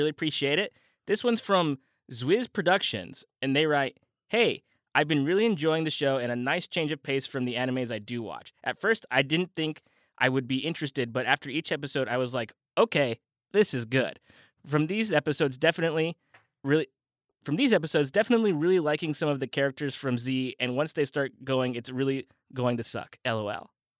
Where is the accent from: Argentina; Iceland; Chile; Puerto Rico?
Argentina; And I'm from Argentina, too, so I was expecting them to mention Messi